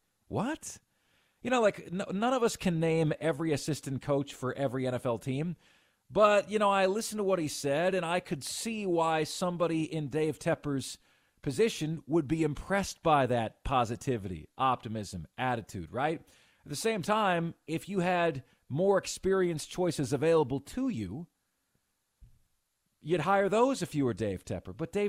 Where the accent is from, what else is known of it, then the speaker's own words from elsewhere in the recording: Tampa, Florida, United States; now in Carolinas, United States; I grew up in and around the Tampa area, grew up a Buccaneers fan